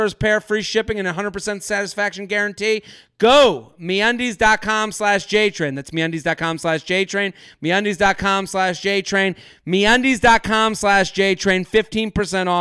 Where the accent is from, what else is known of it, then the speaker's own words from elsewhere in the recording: Needham, Massachusetts, United States; moved away; I'm from Needham